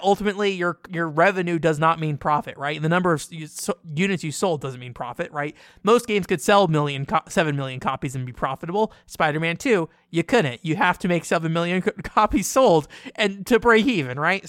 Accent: United States; I'm a very like loudmouthed American

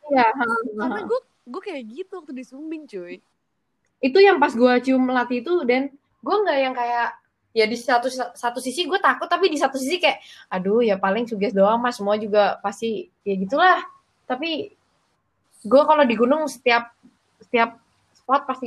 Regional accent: Bali, Indonesia; mungkin karena gue uh, besar

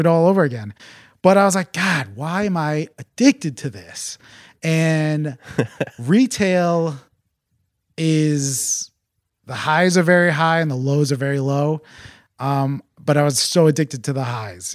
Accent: Farmington, Connecticut, United States; also born or lived in Tegucigalpa, Honduras; So I am a Connecticut native. I grew up in Farmington

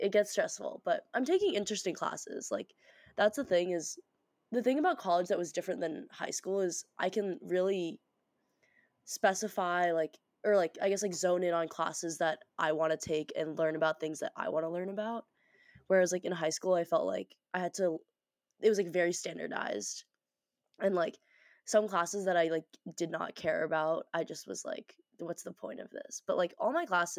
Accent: Boston, Massachusetts, United States; moved away as an adult; now in Pittsburgh, United States; I'm an 18-year-old first-year college student from Boston, Massachusetts

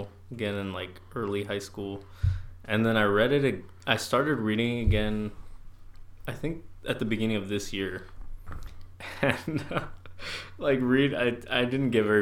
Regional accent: near Pendleton, Oregon, United States; moved away; That's like 20 minutes from my hometown, and I went back last weekend

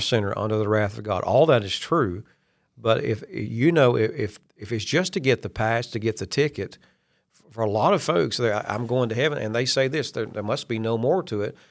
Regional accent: Kentucky, United States; I'm from Kentucky.

